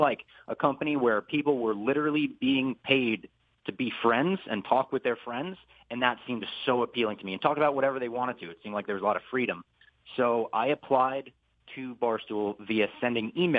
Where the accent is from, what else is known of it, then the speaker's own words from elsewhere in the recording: New Jersey, United States; growing up in Jersey